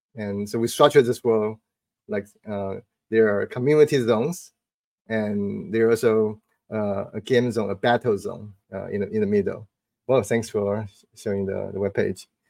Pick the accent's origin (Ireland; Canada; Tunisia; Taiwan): Taiwan; Taipei; now in Bay Area, United States; to Taipei for a few days. That's my hometown